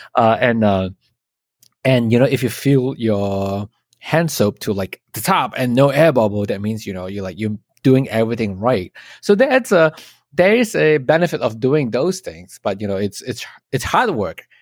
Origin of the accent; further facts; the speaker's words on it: Malaysia; moved away as an adult; now in United States; I'm from Malaysia, and then I came to the States